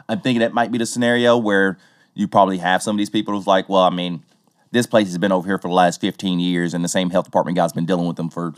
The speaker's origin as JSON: {"language": "English", "region": "the South", "country": "United States", "accent": "southern", "said": "Forgive my southern accent, there's a lot of things here in Tennessee that are not pronounced right."}